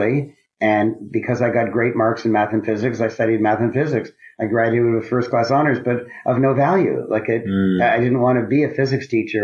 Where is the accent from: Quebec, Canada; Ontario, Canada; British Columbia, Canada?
Ontario, Canada; Toronto; I grew up in Toronto, Canada. I'm a Canadian.